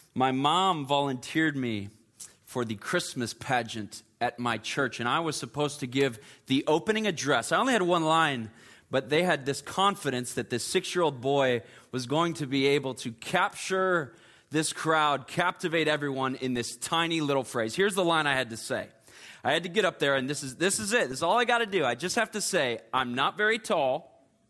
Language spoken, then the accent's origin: English; Chicago, Illinois, United States; now in Charleston, United States; I am originally from the Chicagoland area.